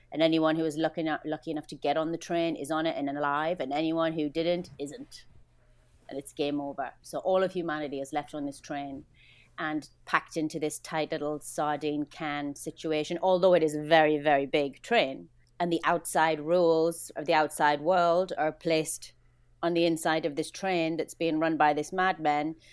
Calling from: Vancouver, British Columbia, Canada; I am in Vancouver on the 47th floor of an apartment in quarantine, day seven.

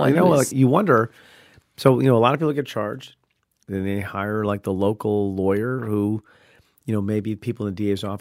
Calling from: Long Beach, California, United States; from Long Beach, California

